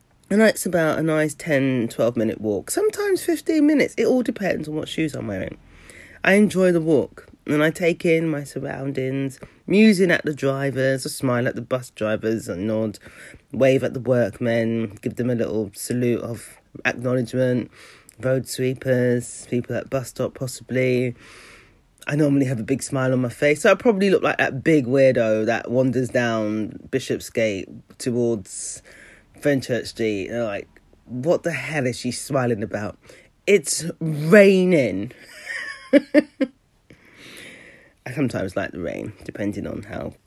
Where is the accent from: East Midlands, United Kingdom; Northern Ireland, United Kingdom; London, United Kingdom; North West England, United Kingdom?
London, United Kingdom; moved away; I grew up in South London and I don't live there anymore